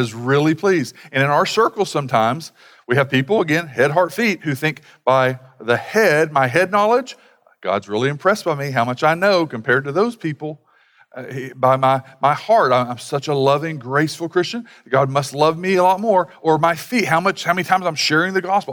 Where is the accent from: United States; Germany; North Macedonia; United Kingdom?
United States; being from an American culture